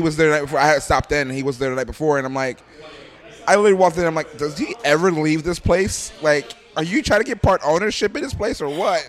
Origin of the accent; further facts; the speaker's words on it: Philadelphia, Pennsylvania, United States; moved away as an adult; I'm from Philadelphia